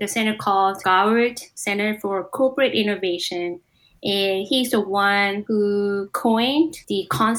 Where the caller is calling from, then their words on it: Palo Alto, California, United States; I'm calling from Palo Alto.